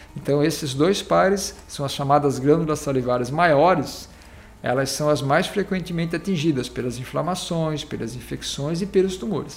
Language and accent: Portuguese; Laguna, Santa Catarina, Brazil; also born or lived in São Paulo; now in Tubarão, Brazil; na verdade eu sou natural aqui do município de Laguna